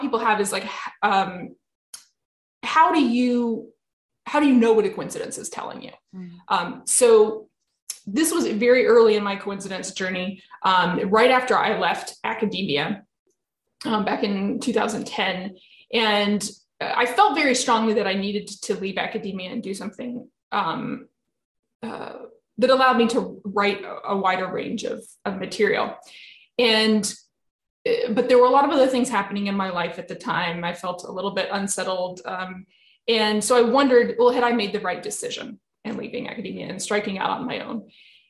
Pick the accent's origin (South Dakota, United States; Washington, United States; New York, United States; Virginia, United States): Virginia, United States; I found this one job that was in my home state of Virginia, where I was living at the time